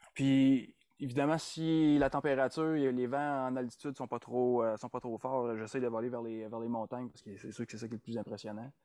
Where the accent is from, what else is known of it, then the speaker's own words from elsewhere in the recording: Sherbrooke, Quebec, Canada; moved away as an adult; also born or lived in Montreal / Nunavut / Ontario / Kingston; now in Edmonton, Canada; J'ai grandi dans la région des Cantons de l'Est